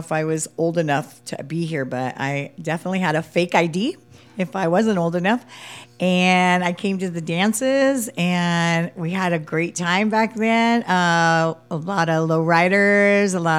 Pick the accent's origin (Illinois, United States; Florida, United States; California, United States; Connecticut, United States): California, United States; Carpinteria; I grew up in Carpinteria. So I lived in Carpinteria my whole life